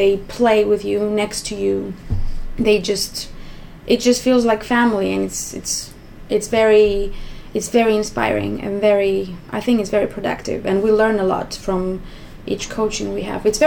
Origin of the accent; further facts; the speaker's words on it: Greece; moved away as an adult; now in London, United Kingdom; I'm also from Greece